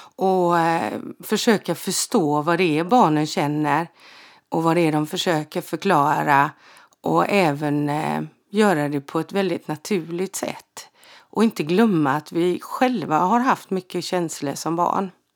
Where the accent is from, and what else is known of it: Frillesås, Halland County, Sweden; born or raised there; also born or lived in Halmstad